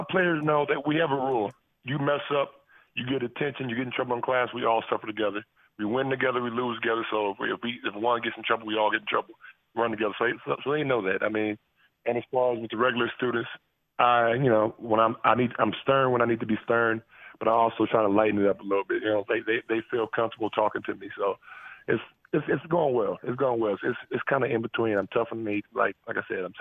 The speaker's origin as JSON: {"language": "English", "town": "Peoria", "region": "Illinois", "country": "United States", "tie": "born or raised there", "moved": "yes", "said": "Well, I grew up in Peoria, Illinois."}